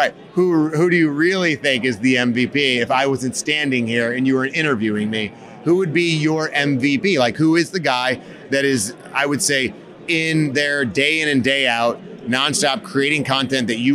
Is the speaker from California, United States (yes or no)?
no; Cleveland, Ohio, United States; I'm from Cleveland